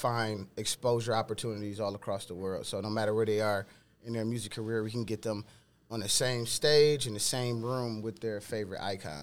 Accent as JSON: {"language": "English", "town": "Detroit", "region": "Michigan", "country": "United States", "tie": "born or raised there", "said": "I grew up in Detroit, Michigan"}